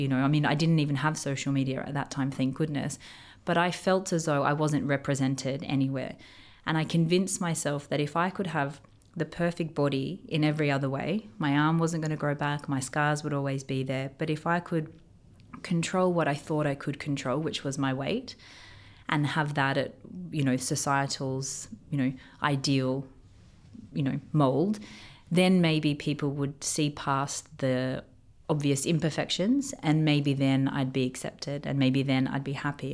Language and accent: English; Australia; moved away as an adult; now in Dubai, United Arab Emirates; growing up in Australia